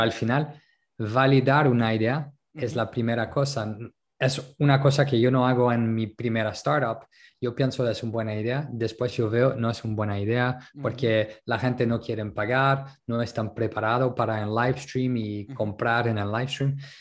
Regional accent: France; Spanish is a second language; also born or lived in Netherlands / Colombia / Berlin, Germany; now in Málaga, Spain; como francés

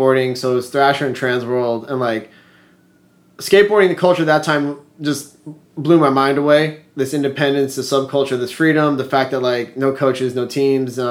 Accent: Los Angeles, California, United States; we grew up in the San Fernando Valley skateboarding

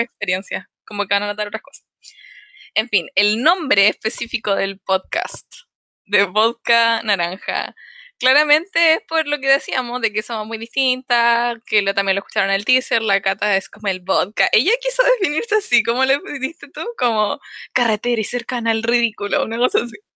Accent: Los Ángeles, Biobío, Chile; moved away as an adult; also born or lived in Santiago; now in Concepción, Chile; soy de Los Ángeles, nací en Los Ángeles, estudié en Los Ángeles, todo en Los Ángeles

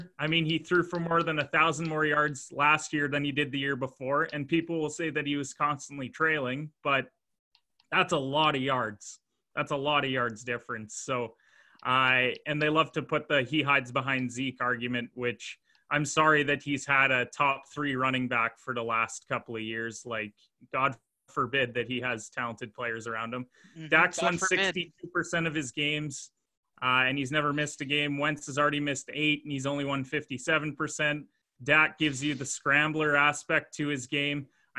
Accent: Canada; I'm a Canadian.

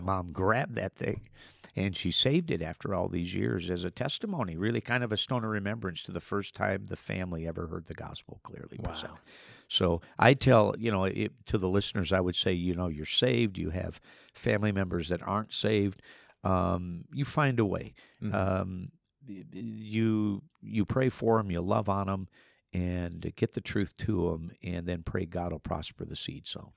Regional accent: Minnesota, United States; I grew up in Minnesota as a farm boy.

